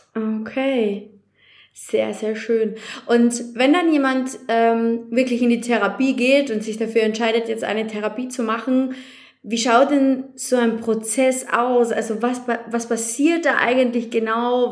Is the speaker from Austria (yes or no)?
yes; Austria; bei uns in Österreich